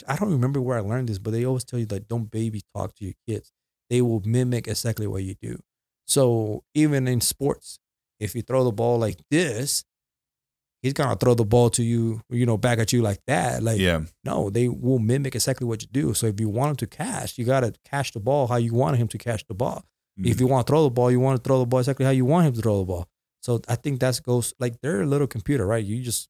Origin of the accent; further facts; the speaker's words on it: Puerto Rico; accent: Puerto Rican; also born or lived in Dallas, United States; now in Las Cruces, United States; First of all, this accent comes from Puerto Rico, right? So I went from Puerto Rico.